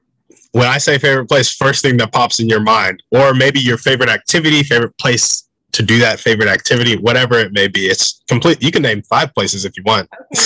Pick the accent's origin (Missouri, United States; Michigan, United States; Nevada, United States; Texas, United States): Texas, United States; Round Rock; I am from Austin, the Austin Metro. So I grew up in Round Rock, Texas, and I'm just now graduating college.